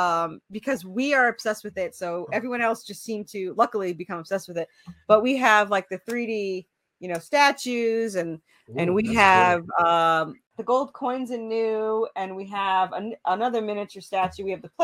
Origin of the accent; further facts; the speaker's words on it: New York, United States; you know, being in the South, but because I came from New York.